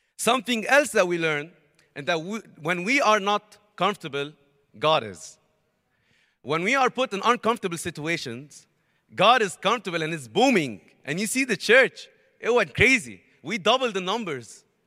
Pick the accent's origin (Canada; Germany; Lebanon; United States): Lebanon; Beirut, Beirut Governorate; I'm from Lebanon, Beirut, Lebanon